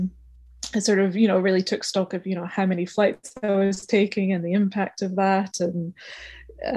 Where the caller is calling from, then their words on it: South East England, United Kingdom; speaking to you from Kent in the UK, leafy Kent.